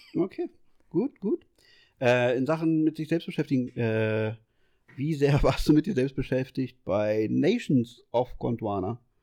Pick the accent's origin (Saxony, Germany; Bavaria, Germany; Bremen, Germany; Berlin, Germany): Berlin, Germany; also ich bin ja aus Berlin